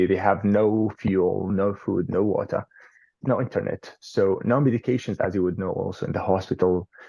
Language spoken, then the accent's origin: English; Jerusalem, Palestine; now in New Zealand; And I'm basically from Jerusalem, but I do also have family in the West Bank and in Gaza.